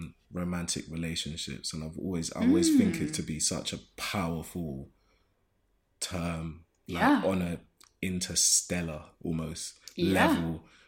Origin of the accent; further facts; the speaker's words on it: London, United Kingdom; And then there's a flip side of growing up in Zone 1 in Shoreditch in Old Street.